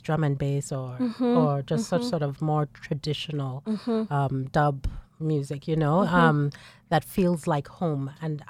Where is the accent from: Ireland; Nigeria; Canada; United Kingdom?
Nigeria; also born or lived in Lagos, Nigeria; So I grew up small town in Nigeria, in the middle of Nigeria, and then find my way to Lagos